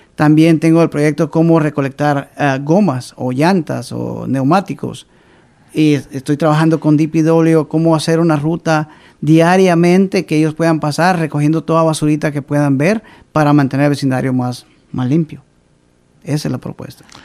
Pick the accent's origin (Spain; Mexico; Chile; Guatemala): Guatemala; Río Hondo, Zacapa; now in Providence, United States; Yo vengo del departamento de Zacapa, soy originario de Riondo